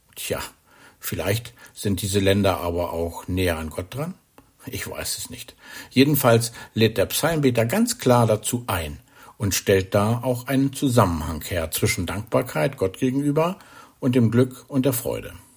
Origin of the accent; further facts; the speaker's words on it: Germany; bei uns in Deutschland